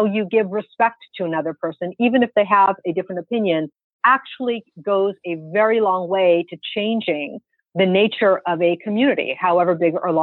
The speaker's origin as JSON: {"language": "English", "country": "United States", "said": "as an American and as a Muslim"}